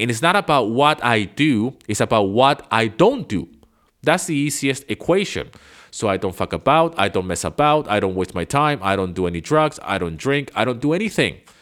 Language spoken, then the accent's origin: English; Venezuela; English is a second language; moved away; I grew up in Venezuela